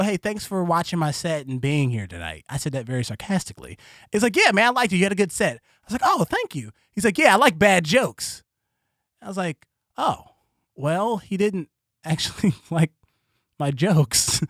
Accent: Columbus, Ohio, United States; I was born in Columbus, Ohio

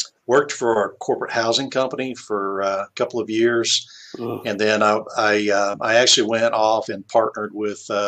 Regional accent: West Virginia, United States; now in Alabama, United States; I'm originally from West Virginia.

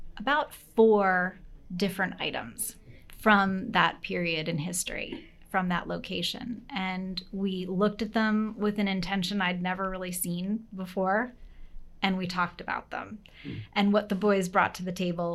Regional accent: New York City, New York, United States; moved away as an adult; also born or lived in Boston / Owings Mills, Maryland; I grew up in New York City

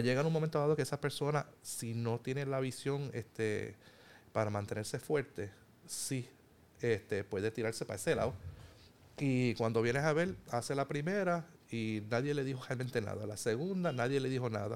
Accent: Puerto Rico; somos puertorriqueños, somos hermanos, eh, vivimos en el mismo país

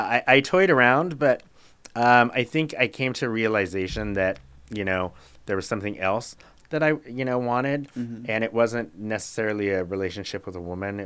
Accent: Reno, Nevada, United States; moved away as an adult; also born or lived in Helena, Montana; now in Eugene, United States; I grew up in Reno. I went to college in Helena, Montana.

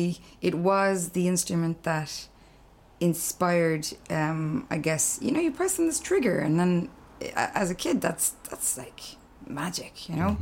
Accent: Clare, Munster, Ireland; also born or lived in Dublin; I'm from Clare.

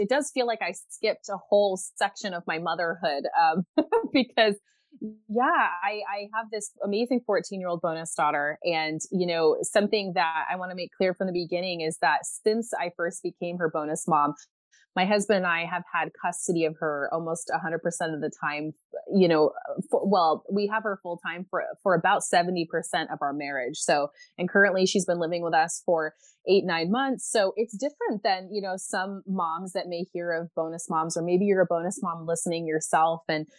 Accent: United States; moved away as an adult; now in Belgium; So even though you'll be able to tell I'm not from where I actually live, I am an American mama currently living in Belgium. So yeah, ik spreek een beetje Nederlands, which means I can speak a little Dutch

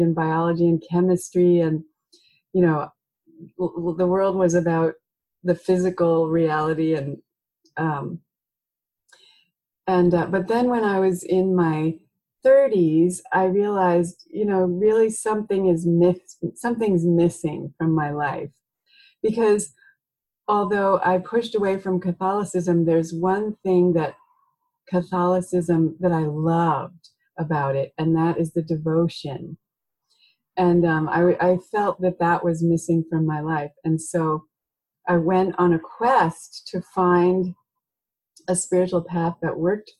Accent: near Philadelphia, Pennsylvania, United States; now in Oregon, United States; I grew up in near Philadelphia.

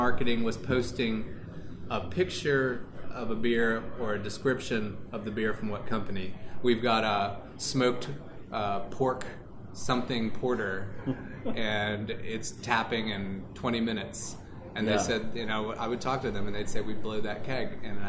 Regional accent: California, United States; I'm from California. It's $8 or whatever.

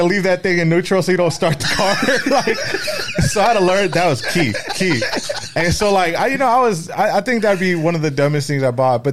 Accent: Los Angeles, California, United States; also born or lived in Echo Park, Los Angeles, California; I was born in Echo Park, California, which is near L.A., downtown L.A., just like a little small city, and then eventually moved to the San Fernando Valley

